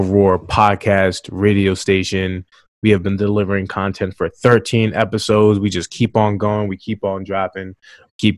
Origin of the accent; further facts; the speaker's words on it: Maryland, United States; I'm from Maryland